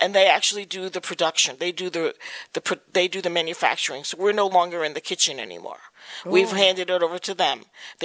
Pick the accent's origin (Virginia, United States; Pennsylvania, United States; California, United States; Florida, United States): Virginia, United States; now in New York, United States; I'm not originally from New York. I'm originally from Virginia. I didn't grow up in the Syrian community, but my parents are actually from Syria. So, you know, I love living in the Syrian community and being a part of it. But because I grew up out of town